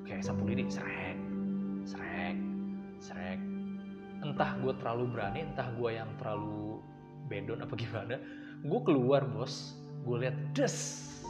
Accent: Depok, West Java, Indonesia; di kampungan gue tuh di daerah Cagar Alam Depok situ anak Depok

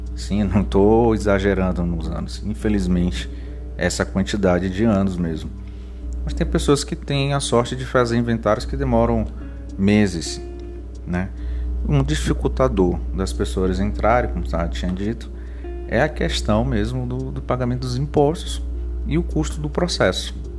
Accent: São Luís, Maranhão, Brazil; eu sou de São Luís do Maranhão

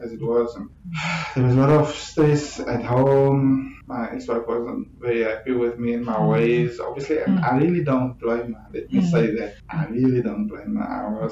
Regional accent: Ceres, Western Cape, South Africa; moved away as an adult; now in Cape Town, South Africa; I'm originally from Ceres. I grew up in Ceres and matriculated there, and I think I came to Cape Town to come study

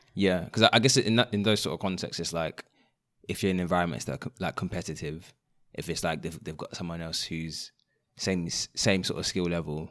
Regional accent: London, United Kingdom; growing up in London, um, and studying outside of London

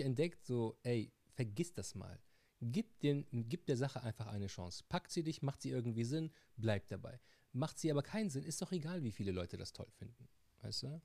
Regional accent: Tunisia; bei uns in Tunesien

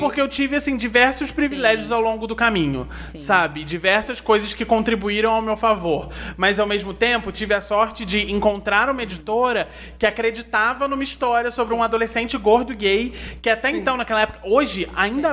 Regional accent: Nova Friburgo, Rio de Janeiro, Brazil; moved away as an adult; also born or lived in São Paulo; Eu nasci em Friburgo, vivi aqui a minha vida toda e mudei para São Paulo com 22 anos

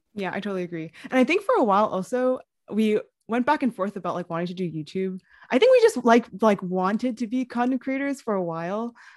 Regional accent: New York City, New York, United States; I also grew up in New York City

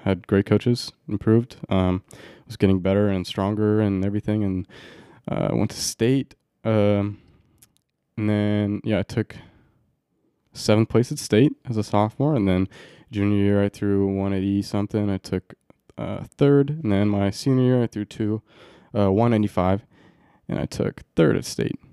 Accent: Roseburg, Oregon, United States; I grew up in Roseburg, Oregon.

